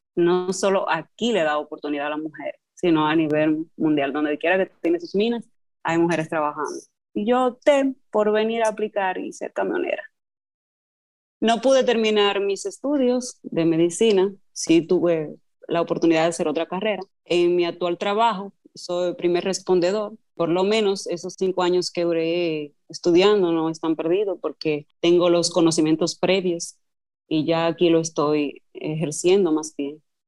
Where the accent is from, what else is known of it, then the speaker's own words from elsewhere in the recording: Cotuí, Sánchez Ramírez, Dominican Republic; soy oriunda de Cotuí